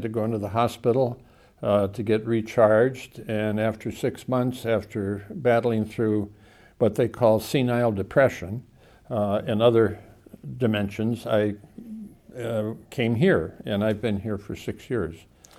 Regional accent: California, United States; also born or lived in Chicago, Illinois / Seattle, Washington; We moved to California when I was 7, and I was raised in the West Coast in Southern California under the influence of the Jesuits.

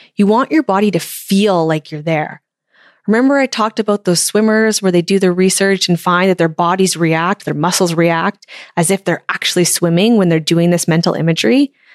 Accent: Canada; It's so much fun to cheer for my home country

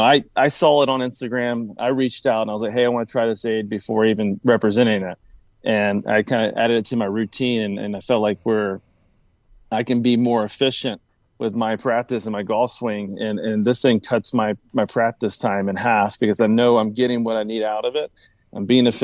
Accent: Tennessee, United States; now in Jupiter, United States; I'm originally from Tennessee, so I'm a Titans fan

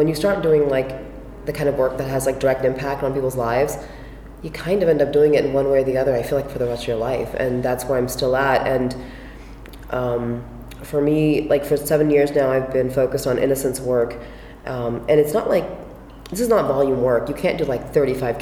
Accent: United States; also born or lived in Pakistan; I grew up in small town America

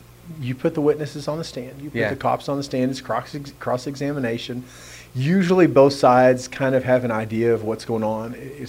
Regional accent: Odessa, Texas, United States; now in Midland, United States; I grew up in Odessa. And then my wife and I moved to Midland about 5 years ago with our kiddos.

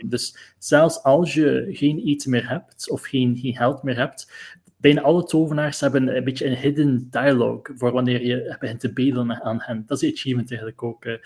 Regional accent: Bruges, Flanders, Belgium; eigenlijk ben ik van Brugge origineel

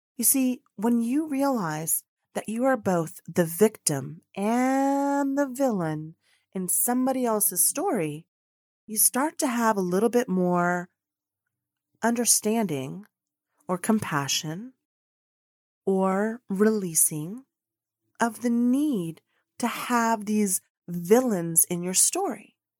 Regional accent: United States; also born or lived in Colombia; now in Dallas, Texas, United States; I'm an American living in Dallas, Texas, but international because I'm medio Colombiana, y medio Americana, half American, half Colombian

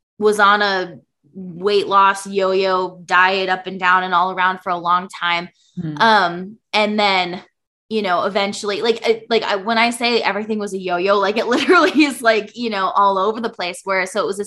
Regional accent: Minnesota, United States; now in Iowa, United States; I'm from Minnesota, but currently live in Iowa

